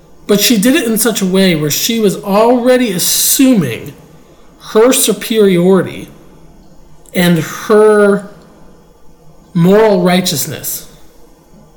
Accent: United States; we're all American

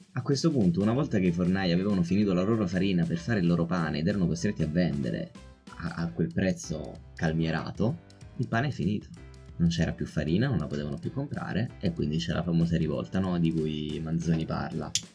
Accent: Rome, Lazio, Italy; io e te che siamo nati e cresciuti a Roma

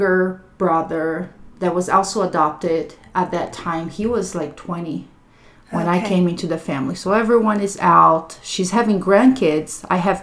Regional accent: Brazil; now in United States; So I grew up in Brazil. I was born in Brazil.

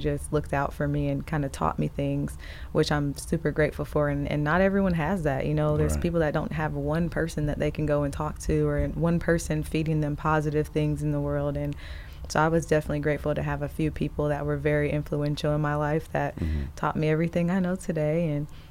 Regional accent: Indianapolis, Indiana, United States; moved away as an adult; also born or lived in Elkhart, Indiana / Florida; Indianapolis is where I grew up. And well, I'm originally from Elkhart, Indiana, but Indianapolis is where I pretty much spent most of my childhood.

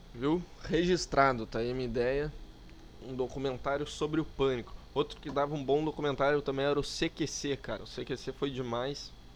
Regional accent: Porto Alegre, Rio Grande do Sul, Brazil; accent: gaúcho; eu sou aqui de Porto Alegre. Né? Sou gaúcho, sim, infelizmente

